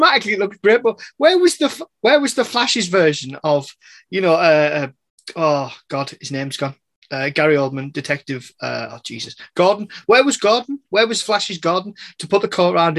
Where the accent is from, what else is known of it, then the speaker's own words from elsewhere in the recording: England, United Kingdom; I'm English